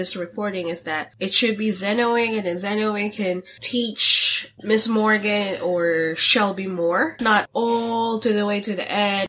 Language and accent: English; Philippines; So growing up in the Philippines, Japan is more closer than us.